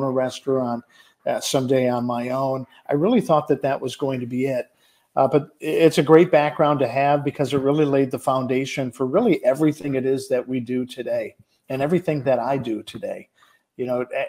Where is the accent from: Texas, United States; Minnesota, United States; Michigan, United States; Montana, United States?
Michigan, United States; Detroit; I was born and raised in Detroit, Michigan, as my mother likes to say, in the shadow of a Ford manufacturing plant's smokestack